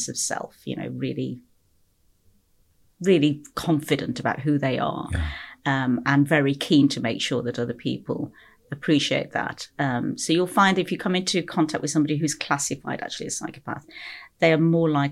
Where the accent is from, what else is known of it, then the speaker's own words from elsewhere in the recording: Stourbridge, West Midlands, United Kingdom; moved away as an adult; also born or lived in Kingswinford / Liverpool; I grew up in the Midlands here in the UK, Stourbridge. That area just outside Birmingham